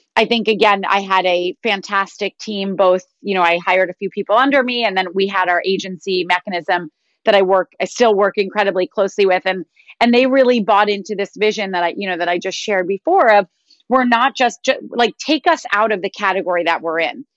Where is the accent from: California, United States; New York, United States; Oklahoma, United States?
New York, United States; I went to a progressive school growing up in New York